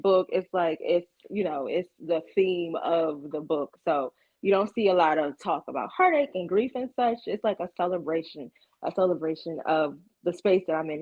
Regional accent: Ocean City, Maryland, United States; moved away; I'm originally from the Eastern Shore of Maryland. Like I grew up like a few miles away from Ocean City

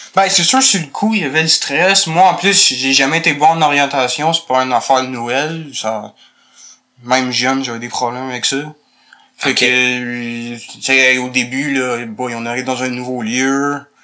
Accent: Montreal, Quebec, Canada; je suis né à Montréal

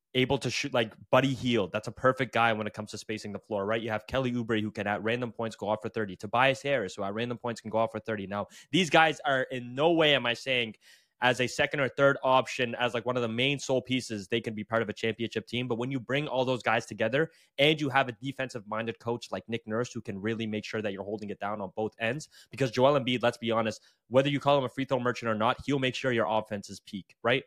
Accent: Canada; I am Canadian

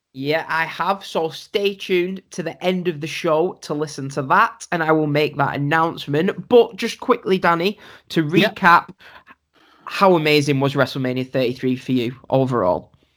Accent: England, United Kingdom; I said I said I'm from England.

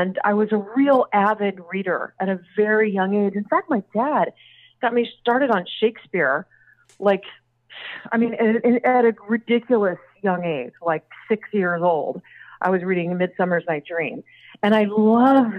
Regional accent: Austin, Texas, United States; also born or lived in South Africa / London; I was born in South Africa, but I was mostly raised in Texas. We came back when I was little.

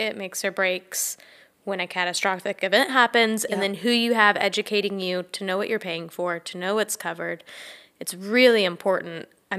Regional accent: Texas, United States; born and raised in Texas.

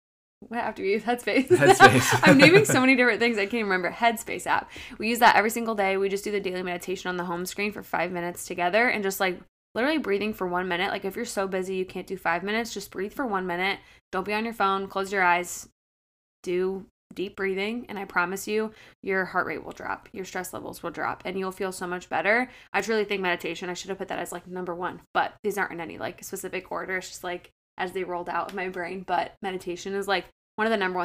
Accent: Akron, Ohio, United States; as you know, we've mentioned a couple times, I'm from Akron.

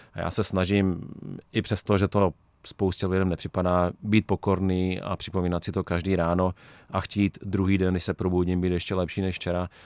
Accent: Czechia; my jako Češi

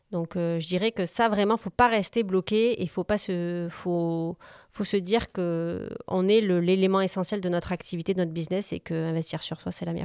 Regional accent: Corsica, France; j'ai un appartement aussi en Corse, je suis originaire de Corse.

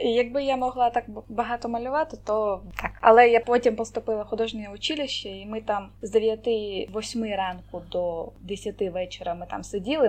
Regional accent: Crimea, Ukraine; born or raised there; also born or lived in Kherson Oblast / Simferopol

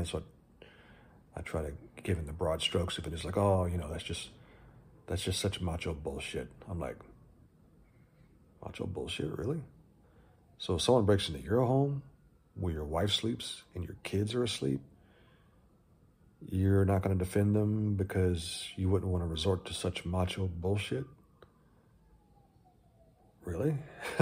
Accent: Texas, United States; moved away; also born or lived in California; I grew up in Texas

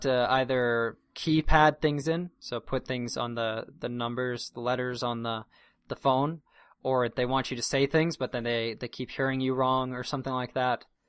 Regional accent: Durango, Colorado, United States; my hometown in Durango, the area code, which means the, basically the number that precedes the someone's local number is nine seven oh

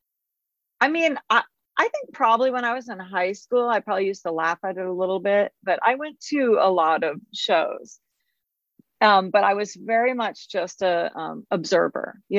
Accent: Olympia, Washington, United States; moved away; also born or lived in Eugene, Oregon; I was from Olympia, but went to school in Eugene

